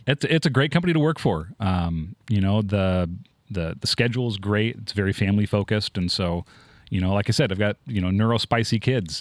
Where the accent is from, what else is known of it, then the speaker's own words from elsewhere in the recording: Tacoma, Washington, United States; moved away as an adult; also born or lived in East Texas; I'm from Tacoma.